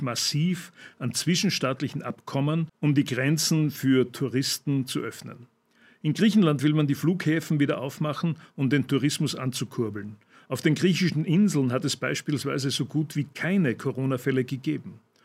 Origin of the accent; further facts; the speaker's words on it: Austria; bei uns in Österreich